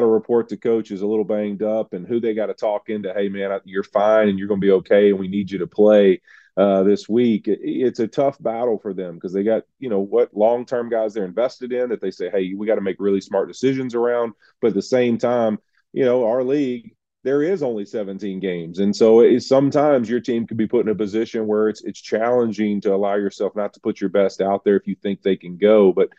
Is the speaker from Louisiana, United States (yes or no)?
yes; Louisiana, United States; Happy to be back in New Orleans, my home state of Louisiana.